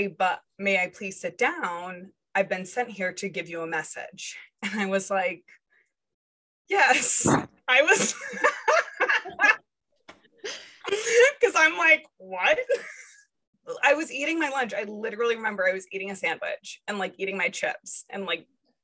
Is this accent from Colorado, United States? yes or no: no; Rhode Island, United States; I was born and raised in Rhode Island